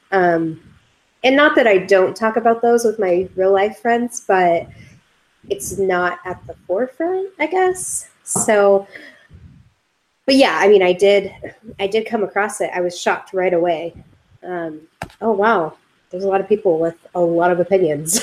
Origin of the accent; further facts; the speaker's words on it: California, United States; we're we're from California, so it was pretty cold for us.